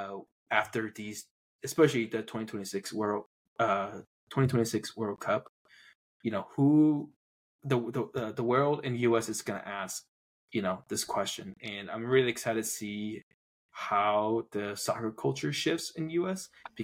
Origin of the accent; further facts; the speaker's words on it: Taiwan; moved away; growing up in Taiwan